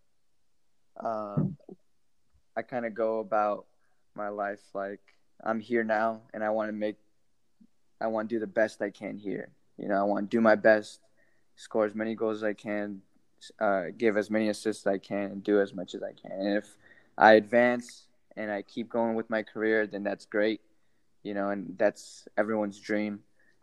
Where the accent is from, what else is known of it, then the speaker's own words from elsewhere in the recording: Houston, Texas, United States; Houston Dynamo. Like, that's my hometown